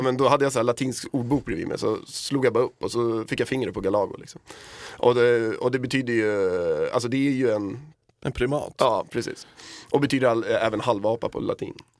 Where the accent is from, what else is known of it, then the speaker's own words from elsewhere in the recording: Södertälje, Stockholm County, Sweden; där vi kommer ifrån, då, Södertälje